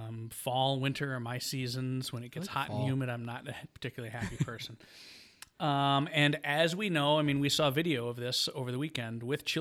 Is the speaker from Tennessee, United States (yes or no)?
no; Michigan, United States; I'm from the good part, the mitten.